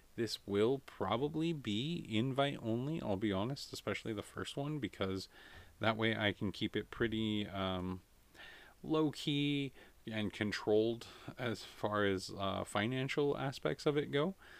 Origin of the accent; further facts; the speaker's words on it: United States; as an American